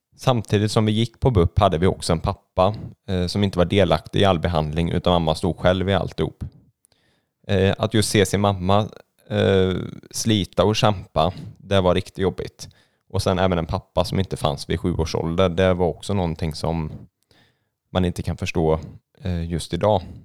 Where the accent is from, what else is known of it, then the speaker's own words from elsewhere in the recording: Gothenburg, Västra Götaland, Sweden; moved away; jag är ju född och uppvuxen i Göteborg